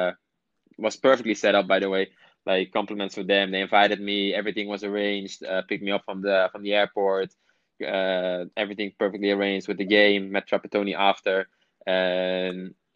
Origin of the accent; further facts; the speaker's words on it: Netherlands; moved away as an adult; I grew up in Holland, so that makes it a little bit more. Like, my family lives there.